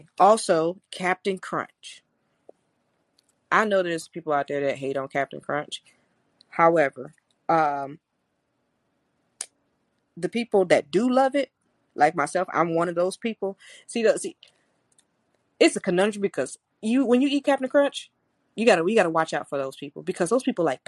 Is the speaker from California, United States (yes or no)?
no; St. Louis, Missouri, United States; I'm from St. Louis